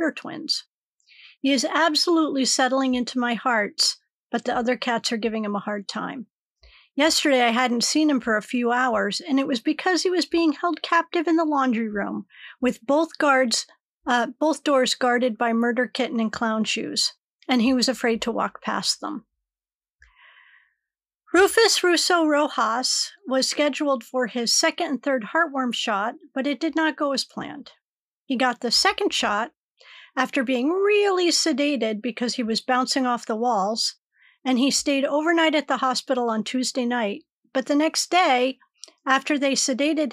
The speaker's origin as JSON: {"language": "English", "region": "New England", "country": "United States", "tie": "born or raised there", "said": "growing up in New England, where a snowstorm or a hurricane could knock out power for a week"}